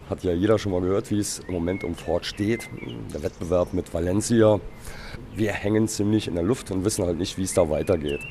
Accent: Saarland, Germany; Wir sind Saarländer

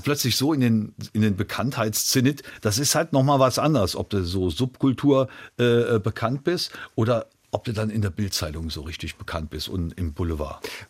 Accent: Trier, Rhineland-Palatinate, Germany; in Trier, in meiner Heimatstadt

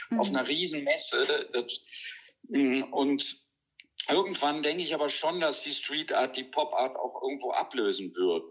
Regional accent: North Rhine-Westphalia, Germany; in so einem katholischen Krankenhaus am Niederrhein, wo ich aufgewachsen bin

